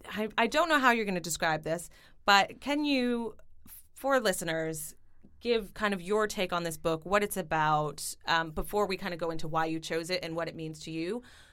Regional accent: Canada; now in United Kingdom; I'm Canadian

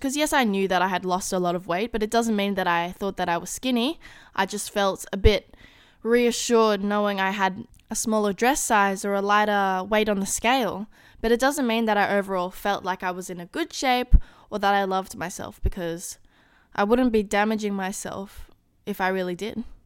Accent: Australia; being Australian, I do not have a Taco Bell here

